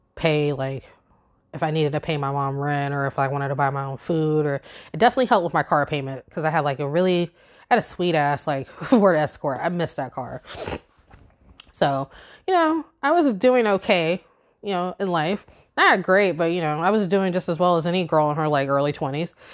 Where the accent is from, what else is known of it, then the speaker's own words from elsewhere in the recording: Virginia Beach, Virginia, United States; moved away as an adult; now in upstate New York, United States; growing up in Virginia Beach